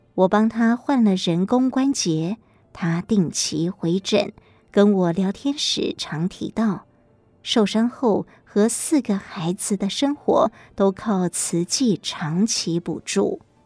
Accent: Xiushui, Changhua County, Taiwan; moved away; 我出生在彰化的秀水，台大医学院毕业后，在台大医院完成住院医师训练，就到长庚医院服务

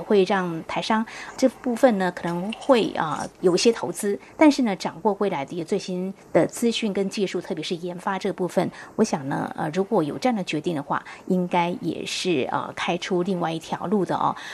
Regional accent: Taiwan; 我们台湾人才

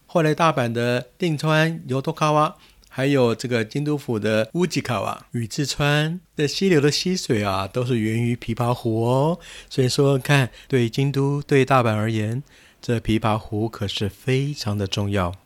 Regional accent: Taiwan; 我们这些来自海外的台湾的观光客

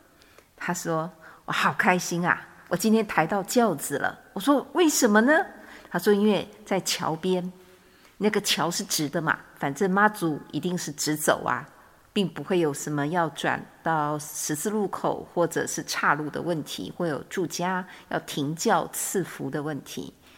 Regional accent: Changhua, Changhua County, Taiwan; 当时是住在彰化，也是我的故乡

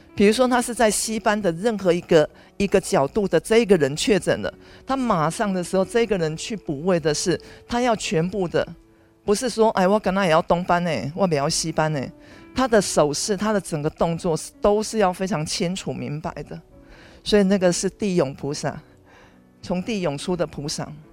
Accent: Taiwan; 以我们台湾人的观念的时候，是一个入土为安

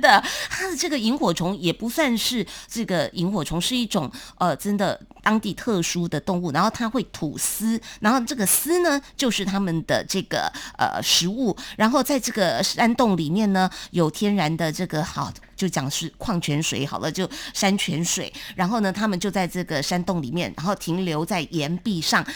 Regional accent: Taiwan; 还是我们台湾这边哦，比较细致一点

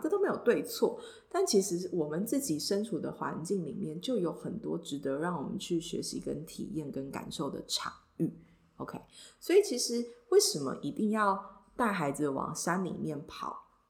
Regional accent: Taipei, Taiwan; 因为我就是一个超级死台北长大的小孩

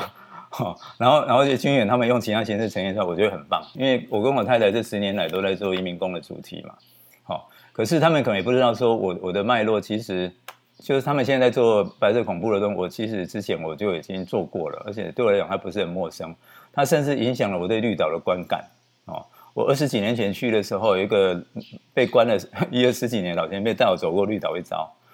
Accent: Taiwan; 我们台湾人

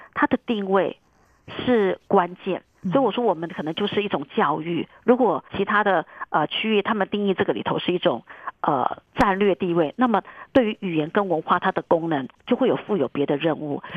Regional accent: Taiwan; first language Chinese; also born or lived in California, United States; 我回来台湾任教，在，呃 大学的系所， 担任华语系的系主任

